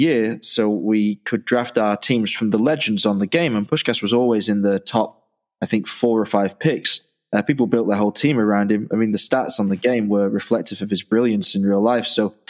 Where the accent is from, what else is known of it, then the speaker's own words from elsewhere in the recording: Dublin, Leinster, Ireland; born there; I was born in Dublin, so I've had an Irish passport all my life